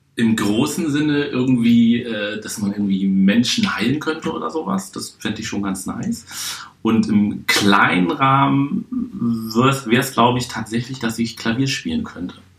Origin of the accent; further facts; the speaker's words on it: Hamburg, Germany; now in Berlin, Germany; Ich bin geboren in der schönsten Stadt der Welt, Hamburg. Bin seit 2003 Wahlberliner